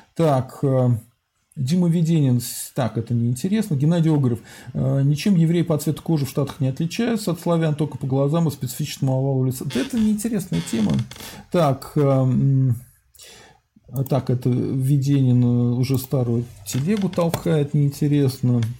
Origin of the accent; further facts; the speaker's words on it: Russia; я русский